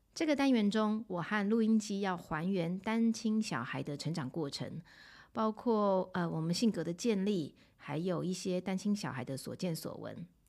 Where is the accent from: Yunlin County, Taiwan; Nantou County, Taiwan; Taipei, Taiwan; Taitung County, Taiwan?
Taipei, Taiwan; 我们两个从小在万华出，在台北万华出生